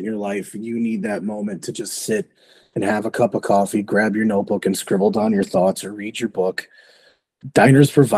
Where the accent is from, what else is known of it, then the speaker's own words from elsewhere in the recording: Chicago, Illinois, United States; I grew up in Chicago